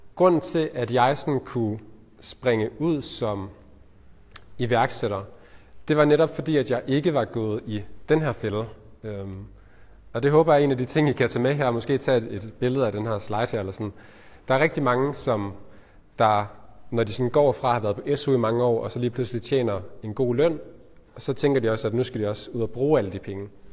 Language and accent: Danish; Ullerslev, Southern Denmark, Denmark; also born or lived in Nyborg / Spain; Så sådan en helt øh, almindelig opvækst i en almindelig familie på, i, på Fyn, øh, i en, en lille by, der hedder Ullerslev